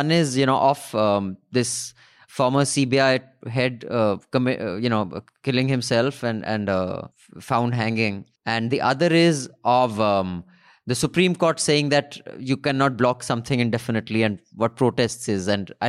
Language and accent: English; Kerala, India; I'm from Kerala and I think a channel has a lot of potential to grow in my home state.